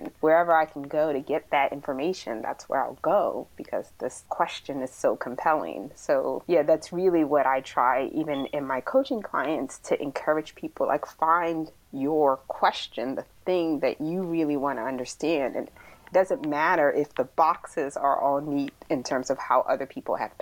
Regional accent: Philadelphia, Pennsylvania, United States; I was born in Philadelphia, so the city of brotherly love and sisterly affection. And it was such a great experience growing up there in the 80s

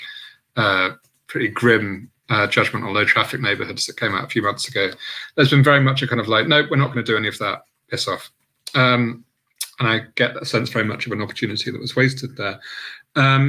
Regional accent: Southampton, South East England, United Kingdom; I'm obviously not from London. I am from the South Coast metropolis of Southampton

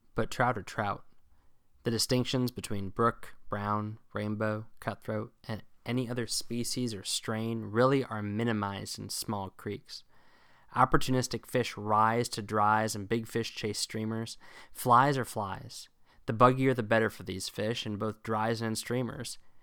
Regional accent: Northern Virginia, United States; also born or lived in Illinois; I spent most of my formative years and especially my formative fly fishing years in Northern Virginia.

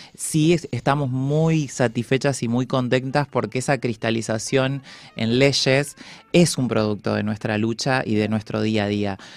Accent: Paraná, Entre Ríos, Argentina; como en la ciudad de Paraná, donde yo nací

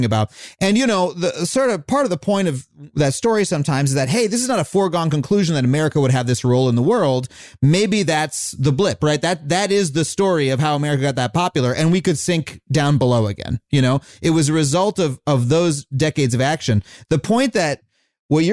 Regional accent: New York City, New York, United States; now in California, United States; I grew up in New York, I live in California now

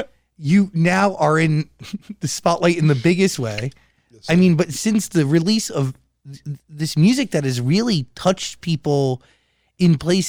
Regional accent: New Jersey, United States; I'm from New Jersey.

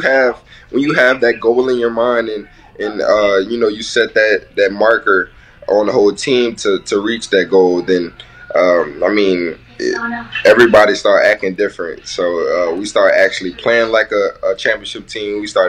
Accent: Louisiana, United States; I'm from Louisiana.

